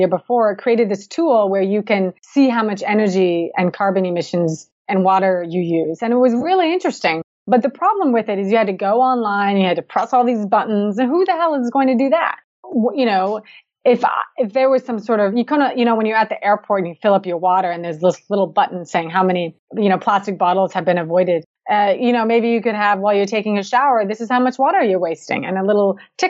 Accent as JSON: {"language": "English", "town": "Seattle", "region": "Washington", "country": "United States", "said": "I'm from the Pacific Northwest, you know, Seattle, everybody knows it rains"}